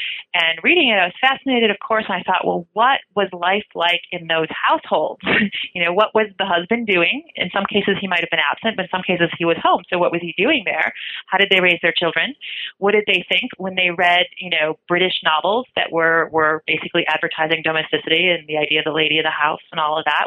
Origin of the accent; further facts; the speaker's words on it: Michigan, United States; I come from Michigan. I'm not a Russian